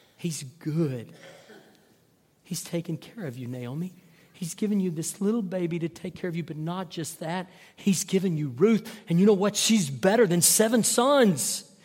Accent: North Texas, United States; I grew up in North Texas

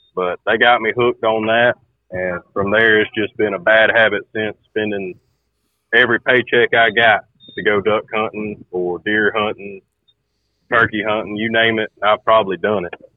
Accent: Cartersville, Georgia, United States; I'm from Carter School, Georgia

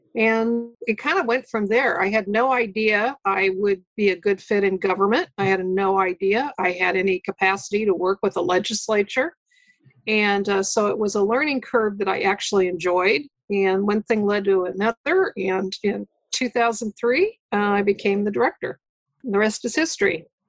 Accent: Lincoln, Nebraska, United States; moved away as an adult; also born or lived in Chicago; was able to take an advantage back in, in Lincoln, which is my hometown

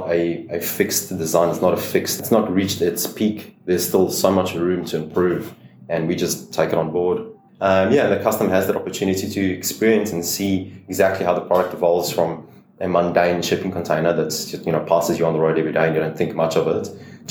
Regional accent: South Africa; moved away as an adult; also born or lived in Brisbane, Australia; now in Queensland, Australia; As you can hear from my accent, I'm obviously from South Africa.

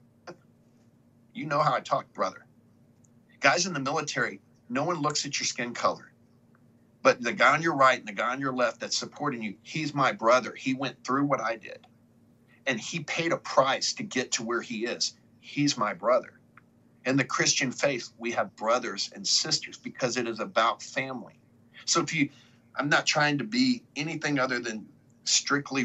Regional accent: United States; as an American citizen, as someone born in the greatest nation in the world

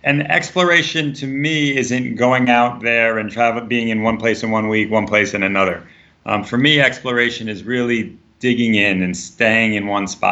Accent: United States; as an American

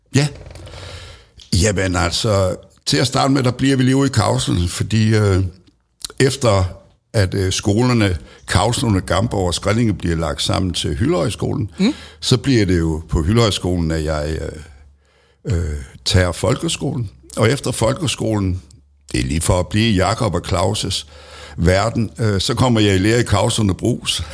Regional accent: Middelfart, Southern Denmark, Denmark; jeg er født øh, lige ude ved Hyllehøj. Mm. Og øh, dermed, der hører jeg til i Kavslerne. Ja. Og øh, der gik jeg også øh, i skole

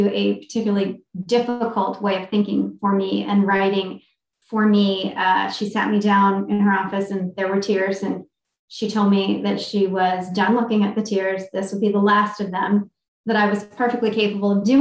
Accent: Maryland, United States; I'm from Maryland

